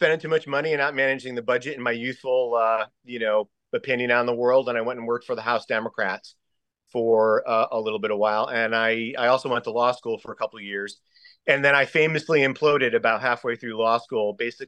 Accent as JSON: {"language": "English", "town": "Bridgeport", "region": "Connecticut", "country": "United States", "tie": "born or raised there", "also_born_or_lived": "New Haven, Connecticut", "lives_now": "Stamford, United States", "said": "I was born in New Haven. I was raised in Bridgeport for most of my youth, and I'm living in Stanford now."}